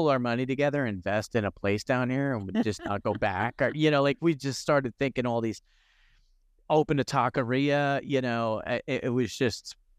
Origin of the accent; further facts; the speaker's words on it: New York City, New York, United States; now in Tampa, United States; I love I live down in Tampa, Florida, you know, after growing up in the New York City, New Jersey area. I hated the winters.